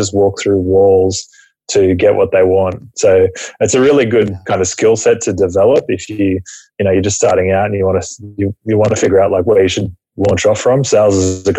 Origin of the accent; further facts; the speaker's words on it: Camden, New South Wales, Australia; Originally from Australia, a town about an hour southwest of Sydney called Camden